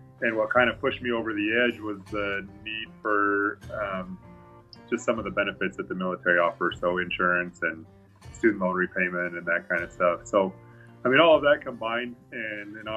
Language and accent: English; Aberdeen, Idaho, United States; moved away as an adult; also born or lived in Blackfoot, Idaho; now in Fair Grove, United States; I was born in Blackfoot, but I grew up in Aberdeen, actually was on the other side of Snake River